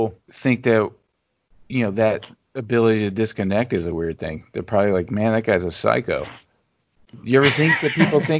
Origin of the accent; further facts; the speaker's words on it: Louisiana, United States; we talked about sort of growing up in Louisiana.